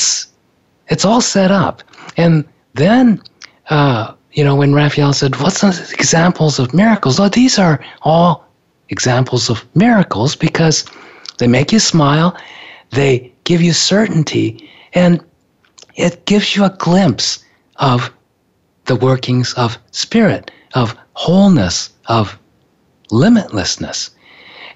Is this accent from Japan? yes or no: yes; Japan; I was born in Japan